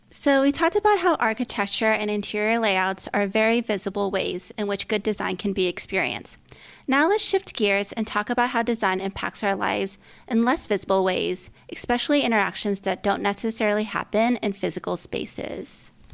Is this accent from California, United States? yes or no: yes; California, United States; moved away; I grew up in California and lived in various cities across the states